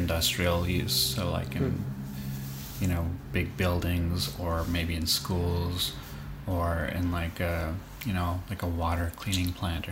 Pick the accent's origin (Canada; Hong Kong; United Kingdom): Canada; We're from Canada